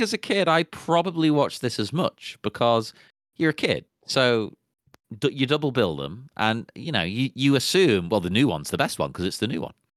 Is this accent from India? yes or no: no; England, United Kingdom; I'm English